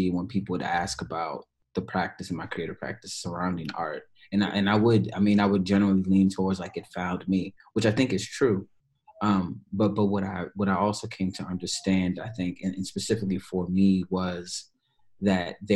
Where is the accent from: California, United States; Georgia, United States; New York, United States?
New York, United States; Bronx; growing up in the Bronx um you know and and growing up as an 80s baby